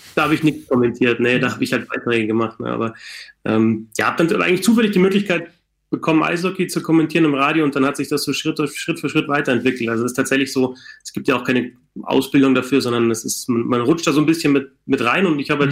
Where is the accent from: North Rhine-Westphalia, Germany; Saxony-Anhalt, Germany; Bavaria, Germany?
Bavaria, Germany; ich komme jetzt aus Bayern